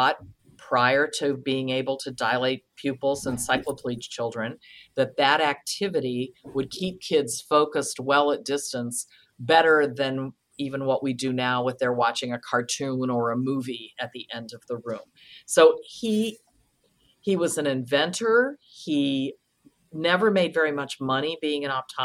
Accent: Kent, Ohio, United States; I grew up in Kent, Ohio

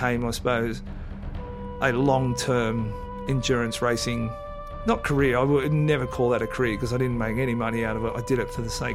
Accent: Sydney, New South Wales, Australia; I was born and raised basically in Coogee

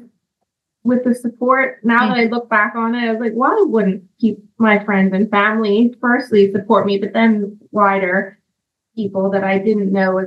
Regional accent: Bermuda; from Bermuda

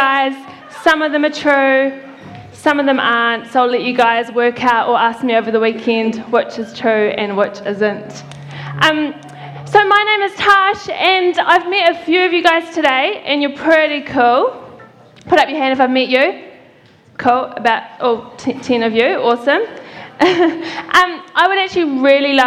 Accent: Christchurch, Canterbury, New Zealand; I am from Christchurch in the South Island

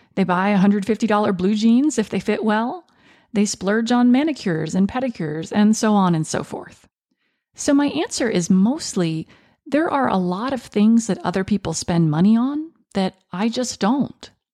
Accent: United States; I was born in the United States, but my mother and her family are from Venezuela

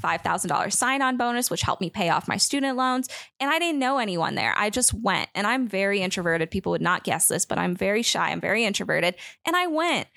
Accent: United States; I'm an American

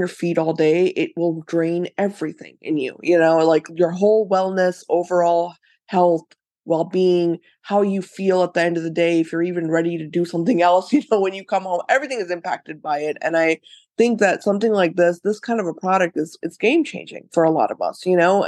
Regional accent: India; Obviously I'm Indian, so I grew mm-hmm. up with Ayurveda everywhere around me.

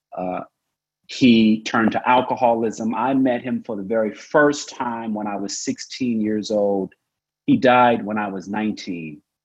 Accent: Oklahoma, United States; I was born and raised in Oklahoma

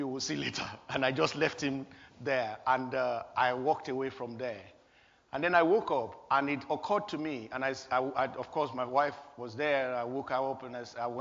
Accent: Nigeria; born or raised there; moved away

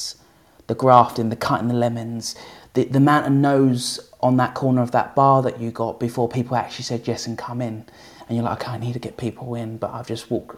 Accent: England, United Kingdom; I'm from England

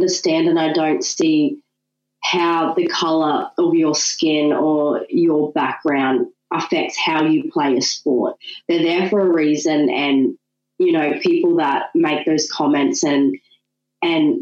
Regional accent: Ipswich, Queensland, Australia; also born or lived in Brisbane; I was born in Brisbane, grew up in Ipswich

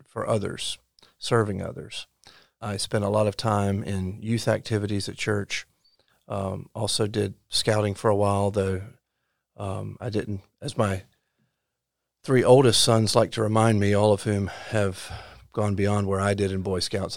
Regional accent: Lumberton, North Carolina, United States; moved away as an adult; now in Orange County, North Carolina, United States; I grew up in Robeson County. Uh, I now live in Orange County

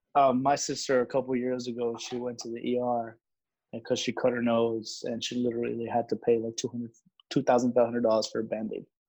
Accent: Laredo, Texas, United States; I was raised in Laredo, so it's a predominantly um, Mexican American Hispanic city

